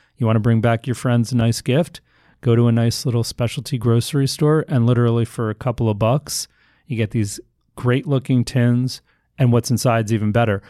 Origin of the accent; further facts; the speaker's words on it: New York, United States; I'm a New Yorker